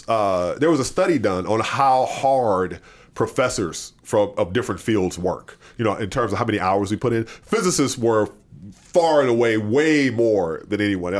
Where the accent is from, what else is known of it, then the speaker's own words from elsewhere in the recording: Mississippi, United States; where I grew up in Jasper County, Mississippi, my mom would send me the newspapers from my hometown.